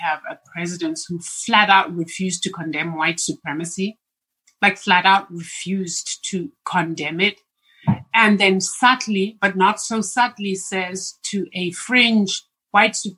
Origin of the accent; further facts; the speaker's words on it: Zimbabwe; moved away; my home country of Zimbabwe